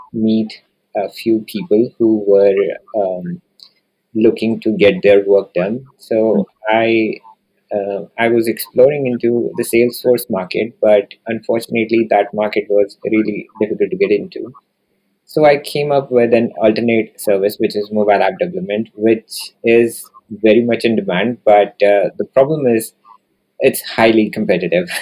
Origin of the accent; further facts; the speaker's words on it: India; moved away as an adult; also born or lived in New Delhi, India / Japan; now in Canada; So, I was born and raised in India, and I did my master's from the capital of India, which is New Delhi.